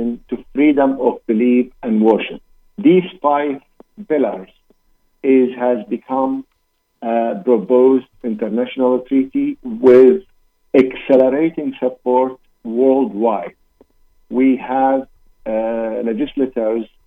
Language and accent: English; Iraq; moved away; I'm originally from Iraq